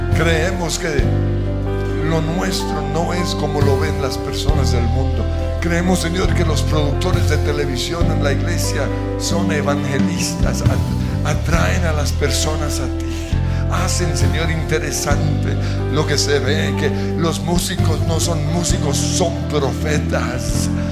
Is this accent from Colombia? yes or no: yes; Colombia; nacimos en Colombia